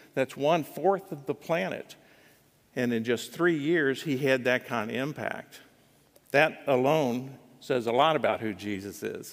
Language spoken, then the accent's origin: English; United States; I'm an American.